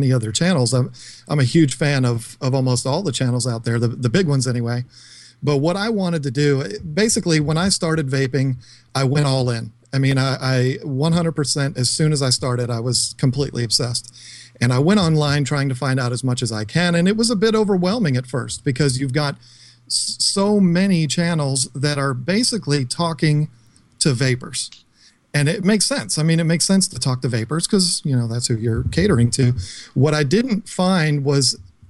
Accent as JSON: {"language": "English", "town": "King George", "region": "Virginia", "country": "United States", "said": "I'm from King George, Virginia"}